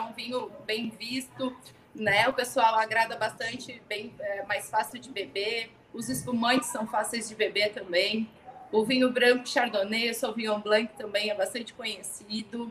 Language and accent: Portuguese; Rio Grande do Sul, Brazil; também sou gaúcha